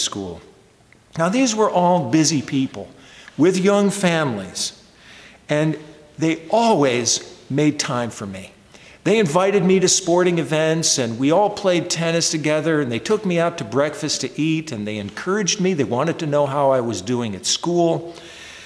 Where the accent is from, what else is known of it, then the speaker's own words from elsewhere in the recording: Bennington, Vermont, United States; moved away; Bennington, Vermont, which is my hometown. I wasn't born in Bennington, but I consider it my home. I spent most of my formative years there growing up